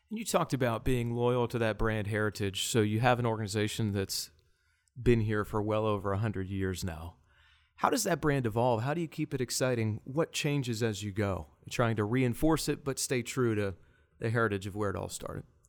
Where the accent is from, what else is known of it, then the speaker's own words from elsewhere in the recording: Johnstown, Pennsylvania, United States; moved away as an adult; also born or lived in Charlotte; I was in Johnstown, which was my hometown.